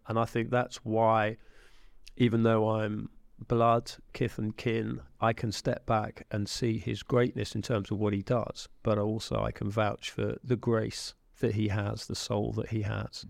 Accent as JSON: {"language": "English", "region": "England", "country": "United Kingdom", "said": "an Englishman"}